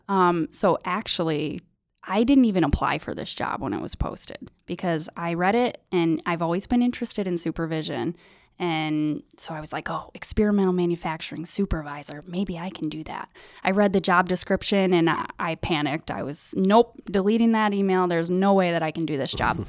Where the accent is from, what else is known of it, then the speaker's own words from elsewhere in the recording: Sidney, New York, United States; I grew up in Sydney